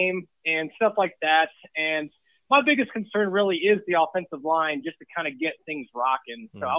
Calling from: Colorado, United States; I'm calling from Colorado.

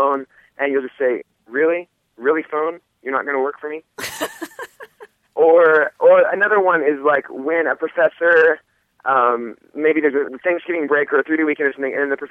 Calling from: Provo, Utah, United States; I'm calling from Provo, Utah.

